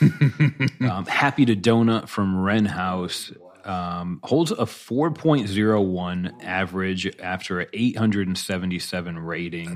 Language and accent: English; Buffalo, New York, United States; I grew up in Buffalo